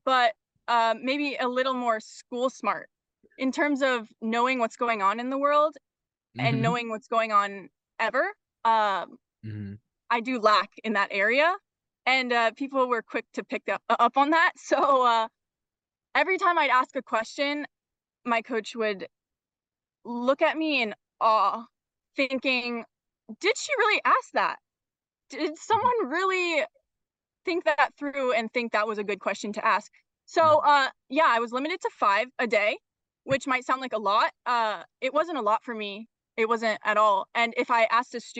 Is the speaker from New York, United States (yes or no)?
no; Bellevue, Washington, United States; also born or lived in Madison, Wisconsin; I grew up here in Bellevue, Washington